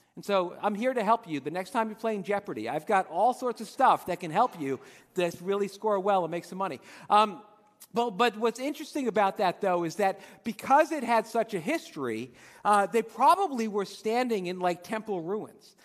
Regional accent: Dumont, New Jersey, United States; when I was a kid growing up in Dumont

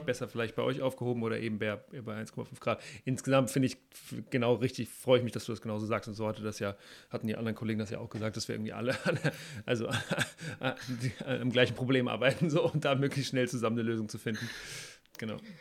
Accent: Hamburg, Germany; ich komme aus Hamburg

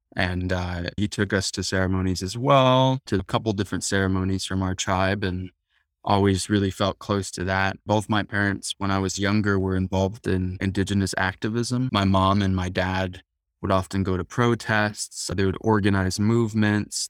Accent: Tucson, Arizona, United States; I was raised in Tucson, Arizona, which is where the Yaqui tribe is

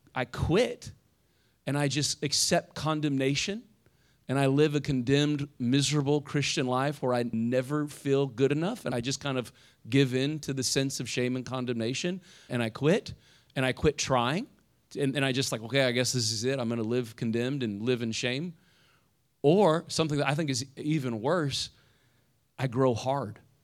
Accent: Indiana, United States; now in South Florida, United States; I'm from Indiana

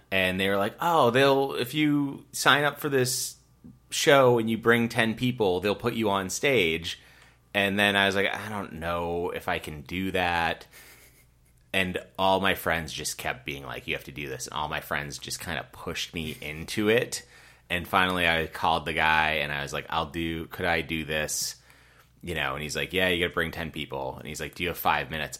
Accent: Rockland, Massachusetts, United States; I grew up in Rockland, Massachusetts

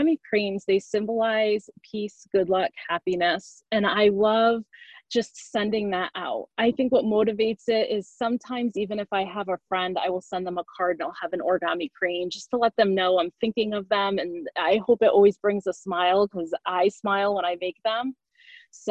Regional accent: Connecticut, United States; I grew up in Connecticut

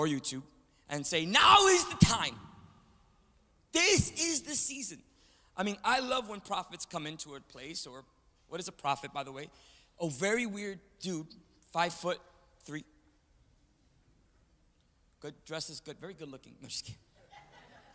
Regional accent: New York City, New York, United States; from New York City, from Manhattan, born in the Bronx, right across the street from the Yankee Stadium

